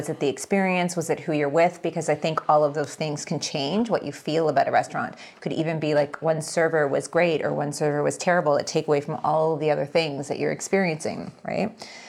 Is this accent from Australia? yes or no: no; Rexdale, Ontario, Canada; I grew up in Rexdale.